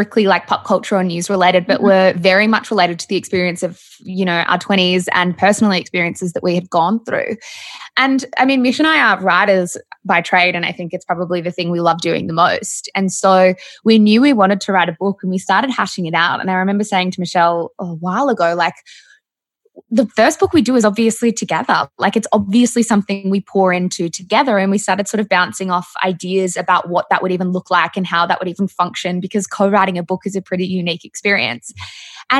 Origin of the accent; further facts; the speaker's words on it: Melbourne, Victoria, Australia; we are from Melbourne